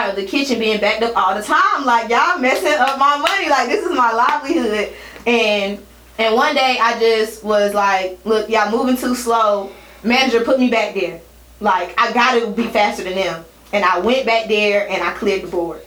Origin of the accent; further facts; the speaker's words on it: Washington, District of Columbia, United States; moved away as an adult; also born or lived in Maryland; I'm from DC though. I'm from Washington, DC. That's where I like grew up